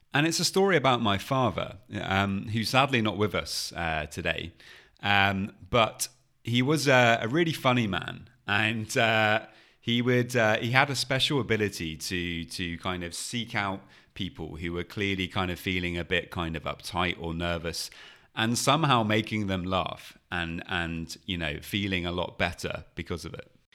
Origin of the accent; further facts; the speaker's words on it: United Kingdom; being British